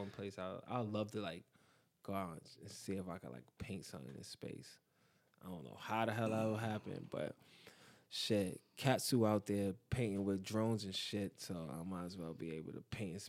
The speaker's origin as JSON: {"language": "English", "region": "New York", "country": "United States", "said": "Because I'm from East New York, bro."}